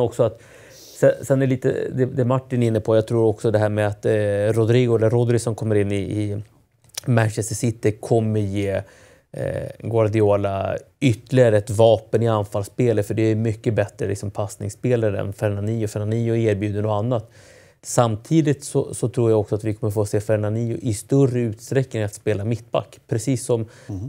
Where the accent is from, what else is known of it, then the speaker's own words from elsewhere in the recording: Chile; chilenska folket